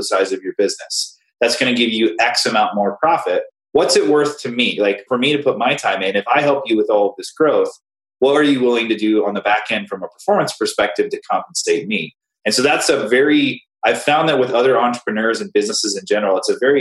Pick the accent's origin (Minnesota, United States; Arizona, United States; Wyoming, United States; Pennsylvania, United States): Wyoming, United States; Cheyenne; I grew up in Cheyenne, Wyoming, tiny little place, middle of nowhere